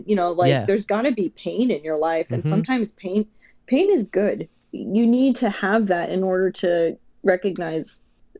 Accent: Bay Area, California, United States; I grew up in the Bay Area

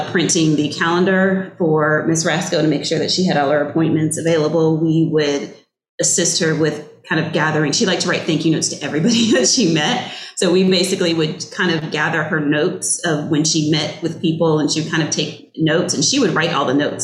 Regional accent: Virginia, United States; I'm from Virginia, so I got to live at home for free, obviously

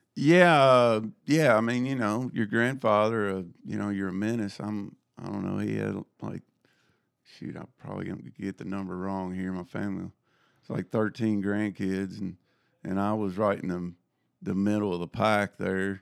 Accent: Jackson, Tennessee, United States; I grew up in Jackson, Tennessee.

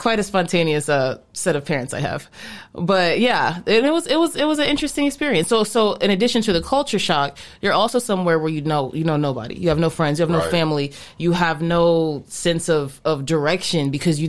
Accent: Atlanta, Georgia, United States; also born or lived in New York; now in Phoenix, United States; When I was very, very young, like an infant, we moved to Atlanta. So my whole life, I pretty much was raised in Atlanta

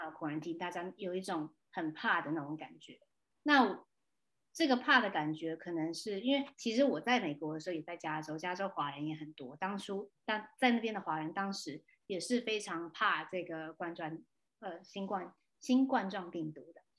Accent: Taiwan; moved away; also born or lived in California, United States; 我回来台湾的时候 我很想我家乡，我跟我的家人几乎两年跨没见面了

